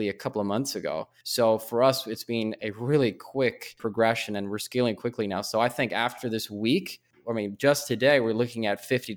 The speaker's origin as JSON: {"language": "English", "town": "Stockholm", "region": "Stockholm County", "country": "Sweden", "said": "I'm originally from Sweden or in Stockholm"}